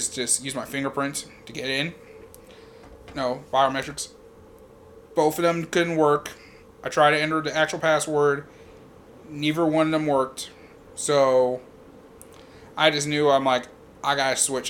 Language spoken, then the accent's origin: English; Louisville, Kentucky, United States; I'm from Louisville.